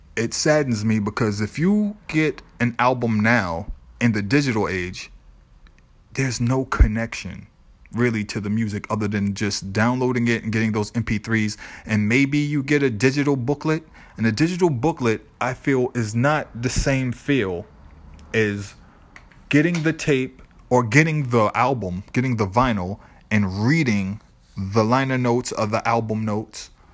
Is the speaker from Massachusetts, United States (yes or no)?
yes; Boston, Massachusetts, United States; growing up in the South End, Lower Roxbury